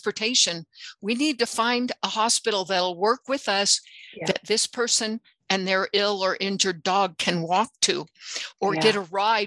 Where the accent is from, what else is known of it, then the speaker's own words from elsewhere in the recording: United States; like so many other Americans